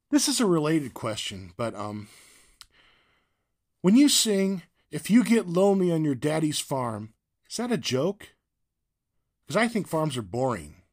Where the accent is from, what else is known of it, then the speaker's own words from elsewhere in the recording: Whittier, California, United States; also born or lived in San Diego; I'm from California too, Whittier, by way of San Diego.